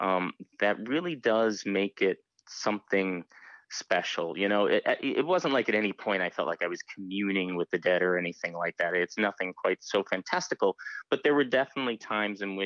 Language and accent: English; United States; as an American